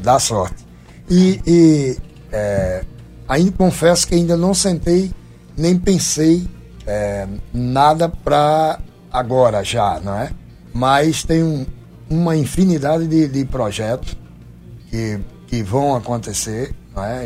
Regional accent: Goiana, Pernambuco, Brazil; moved away; also born or lived in Paraíba / João Pessoa / Portugal / Ribatejo; apesar de ter nascido em Goiânia, Pernambuco, e, e amar o meu berço

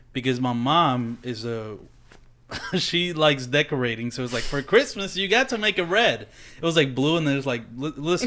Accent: Dominican Republic; moved away; growing up in the Dominican Republic like I do not even know about Puerto Rico really

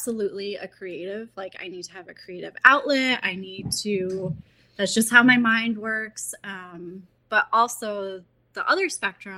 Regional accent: United States; I grew up in Columbia County. That's where I live now.

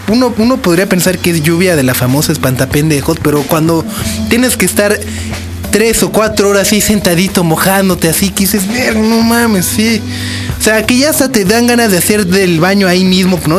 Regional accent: Mexico City, Mexico; soy de México

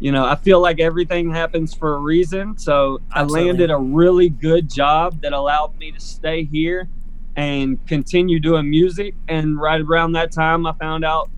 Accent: Prattville, Alabama, United States; Prattville, which is my stomping grounds, my hometown

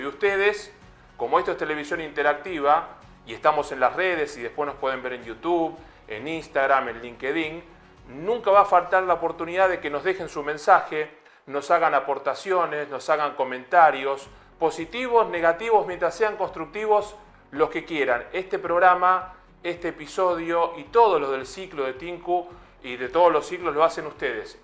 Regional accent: Buenos Aires, Argentina; moved away as an adult; now in Madrid, Spain; Yo me identifico como porteño de Buenos Aires y madrileño de ley.

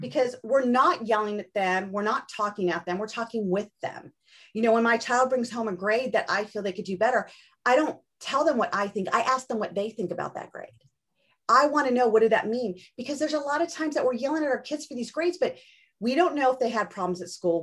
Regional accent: Orange County, Southern California, United States; I grew up in Southern California too, in Orange County

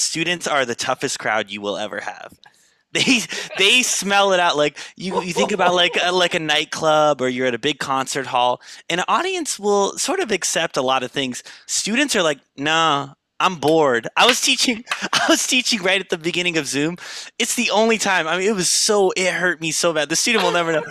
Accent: Los Angeles, California, United States; I'm born and raised in Los Angeles, California

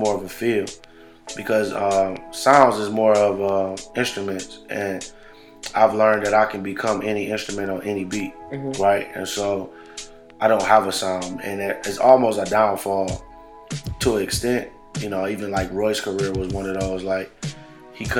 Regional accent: Buffalo, New York, United States; I'm from the projects, and you know, I'm from the Buffalo Projects East Side

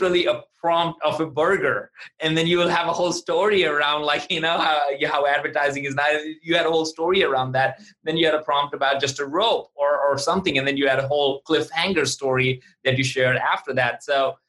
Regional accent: India; now in Atlanta, United States; growing up in India

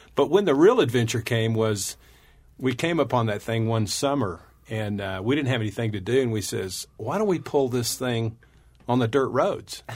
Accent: West Texas, United States; we were raised in West Texas

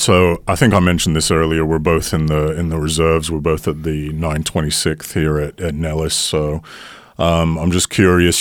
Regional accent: United Kingdom; accent: British; I had a British accent

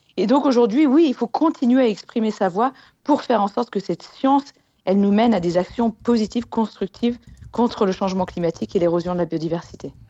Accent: Annecy, Auvergne-Rhône-Alpes, France; je viens d'Annecy en Haute-Savoie

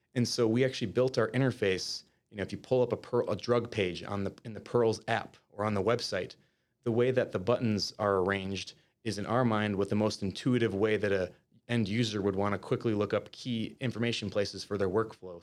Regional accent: Winona, Minnesota, United States; now in Minneapolis, United States; I'm originally from, um, uh, Winona, Minnesota, which is a rural town about two hours south of the Twin Cities metro area.

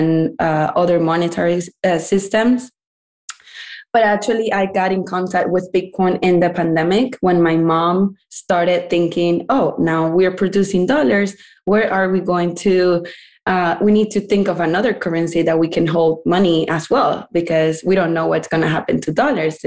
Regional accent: Venezuela; moved away as an adult; now in United States; I'm from Venezuela and I moved to United States 6 years ago, mainly for education, study university here

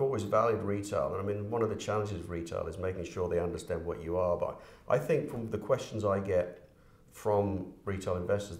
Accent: United Kingdom; now in Canada; From the UK, yeah.

